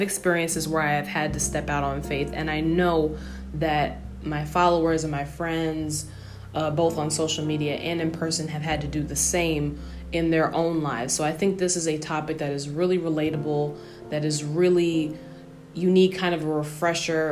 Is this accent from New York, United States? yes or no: yes; New York, United States; I grew up in New York, so I'm born and bred in New York.